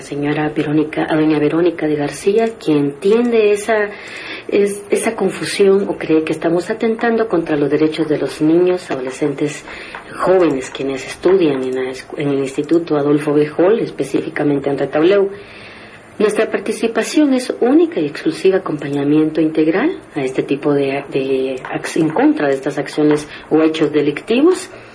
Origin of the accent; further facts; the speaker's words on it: Guatemala; como guatemaltecas y guatemaltecos